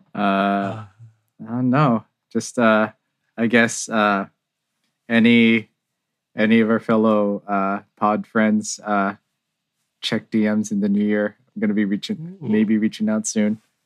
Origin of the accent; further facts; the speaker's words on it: San Jose, California, United States; I'm from San Jose, California